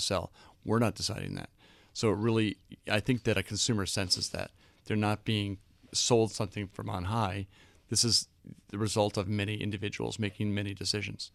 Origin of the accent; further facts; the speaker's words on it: Boston, Massachusetts, United States; also born or lived in London; now in New York, United States; I grew up in Boston